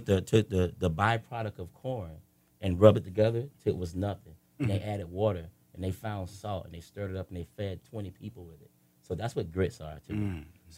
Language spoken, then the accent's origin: English; North Florida, United States; I'm from North Florida.